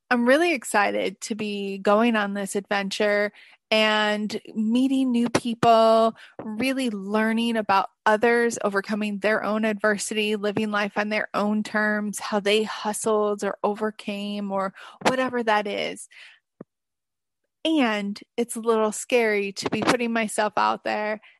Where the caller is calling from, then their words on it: Bangkok, Thailand; This is …, and I am calling in from Bangkok with Confessions of a Digital Nomad.